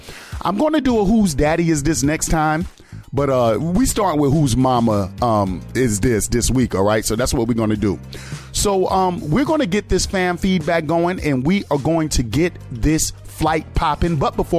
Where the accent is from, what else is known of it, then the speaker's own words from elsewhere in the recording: New York City, New York, United States; also born or lived in California; now in Georgia, United States; Now, when I lived in California, y'all know I'm Brooklyn all day. I moved from Brooklyn to California. I moved from California to Georgia, right?